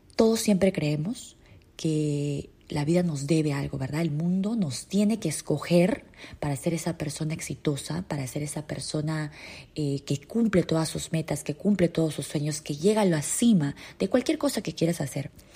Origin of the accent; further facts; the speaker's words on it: Peru; En mi país, en Perú